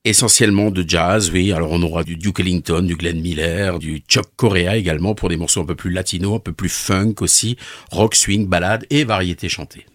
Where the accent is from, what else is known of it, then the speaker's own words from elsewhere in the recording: Sélestat, Grand Est, France; chez nous à Célesta